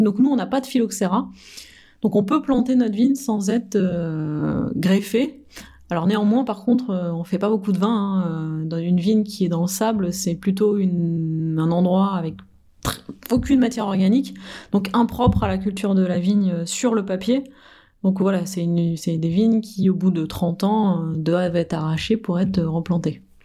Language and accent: French; France; en tant que bon français